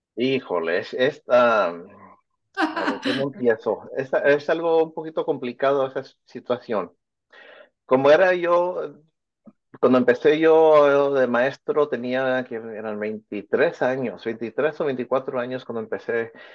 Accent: Santa Ana, California, United States; also born or lived in Michoacán, Mexico; yo fui nacido aquí en Santana, en California, aquí en el, centro de Orange County

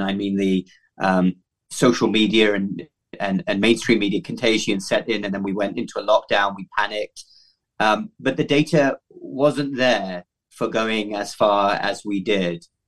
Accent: United Kingdom; moved away as an adult; also born or lived in London / Cardiff / Baltimore, Maryland; now in United States; my home country, the United Kingdom

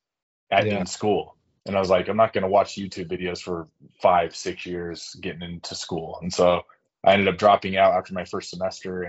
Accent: Sandy, Utah, United States; I'm from Sandy, Utah

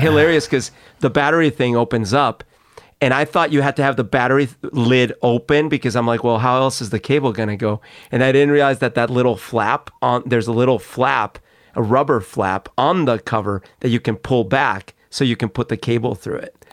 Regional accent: Colombia; moved away; I grew up in Colombia

